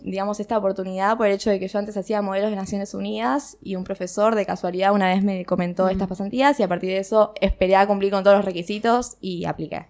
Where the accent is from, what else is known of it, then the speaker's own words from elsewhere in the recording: Argentina; éramos cuatro argentinas